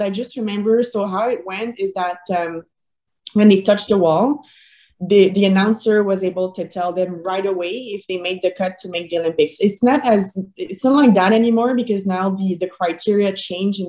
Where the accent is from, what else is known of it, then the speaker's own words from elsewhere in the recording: Boucherville, Quebec, Canada; I was still training in my hometown in Boucherville